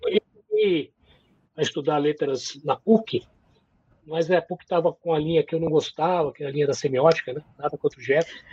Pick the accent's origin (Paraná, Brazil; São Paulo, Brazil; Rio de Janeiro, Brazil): São Paulo, Brazil; moved away as an adult; now in Curitiba, Brazil; Sou paulistano, nasci em 1963, né? Já faz aí né? quase na metade do século passado. Vivi em São Paulo até 2006